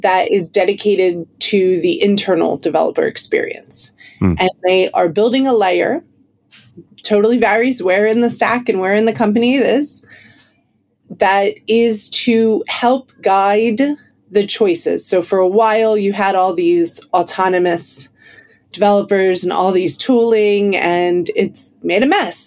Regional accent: United States; now in London, United Kingdom; I'm clearly American, but based in London currently

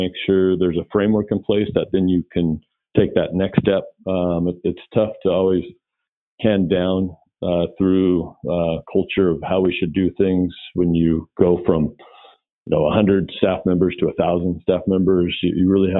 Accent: Puget Sound area, Washington, United States; I am born and raised in the Puget Sound area

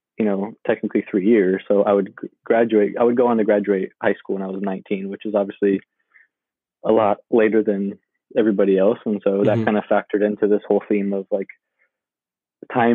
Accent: Sacramento, California, United States; I grew up in South Sacramento.

